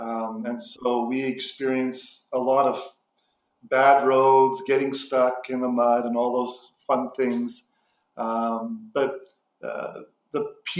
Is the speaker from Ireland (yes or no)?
no; Canada; also born or lived in Zimbabwe; And I left Africa in 1988 and being Canadian, went back to Canada to go to schooling and met my wife